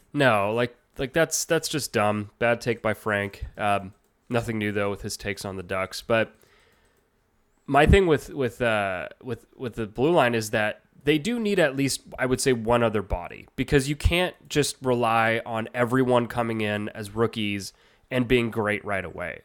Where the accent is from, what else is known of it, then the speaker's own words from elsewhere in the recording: Canada; I'm Canadian